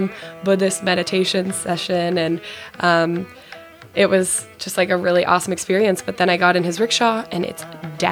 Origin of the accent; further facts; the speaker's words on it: Colorado, United States; also born or lived in Arizona; I'm from Colorado